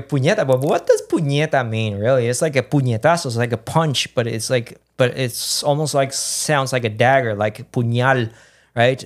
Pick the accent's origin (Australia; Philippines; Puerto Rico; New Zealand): Puerto Rico; Aguadilla; moved away as an adult; also born or lived in New York, United States; now in United States; growing up in Puerto Rico